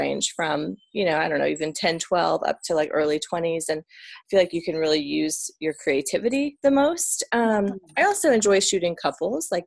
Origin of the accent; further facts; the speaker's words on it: Atlanta, Georgia, United States; moved away as an adult; now in Northern Virginia, United States; So we're originally from Atlanta, Georgia, and then we live in Northern Virginia outside of DC